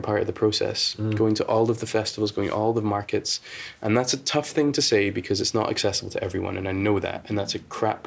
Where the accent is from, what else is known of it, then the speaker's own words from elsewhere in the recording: United Kingdom; we tend to take our time in the UK